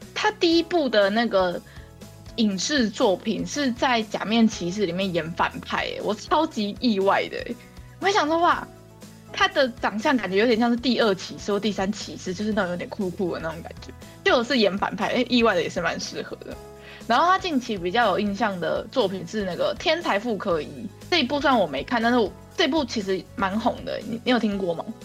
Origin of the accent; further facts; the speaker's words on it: Taiwan; 我们台湾人